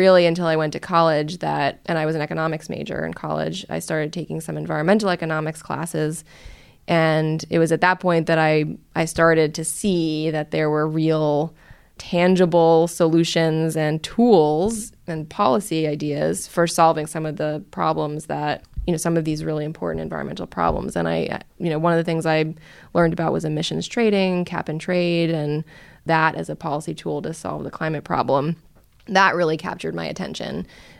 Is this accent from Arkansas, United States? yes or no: no; New York City, New York, United States; I grew up in New York City, in Brooklyn. So I'm sort of a city girl at heart